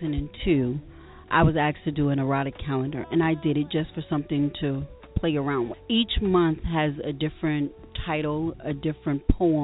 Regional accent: New York City, New York, United States; I'm from Brooklyn, New York. Brooklyn. Born and raised, yes.

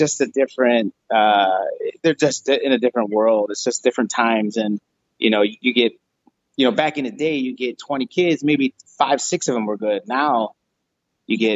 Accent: Chicago, Illinois, United States; Chicago, like born and raised in the city

